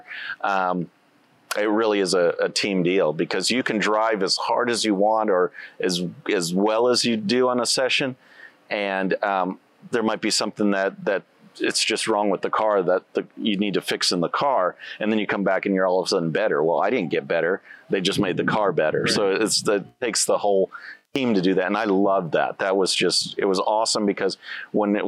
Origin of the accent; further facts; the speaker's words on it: Victoria, Texas, United States; also born or lived in Chicago area, Illinois / Edna, Texas; High school, my hometown, I consider Victoria, Texas. So we moved from Chicago area to Edna, Texas.